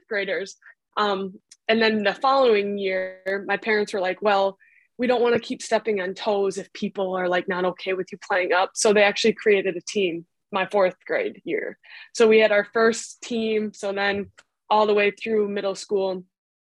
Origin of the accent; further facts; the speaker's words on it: Oconto, Wisconsin, United States; I grew up in Oconto, Wisconsin, but easier said, probably Green Bay in Wisconsin